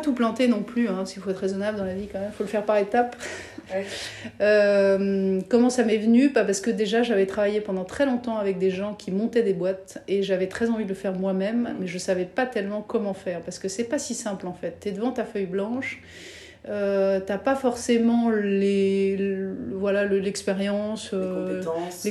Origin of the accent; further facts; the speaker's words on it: France; moved away as an adult; also born or lived in Paris / Belgium; now in Brussels, Belgium; pour une française